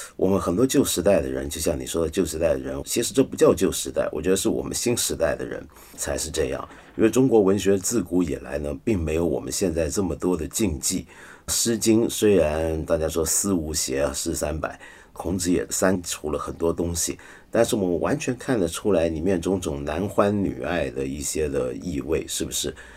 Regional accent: Taiwan; 我小时候在台湾呢

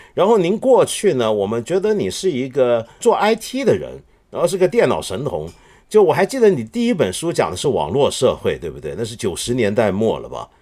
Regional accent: China; 不只是我们中国人关注

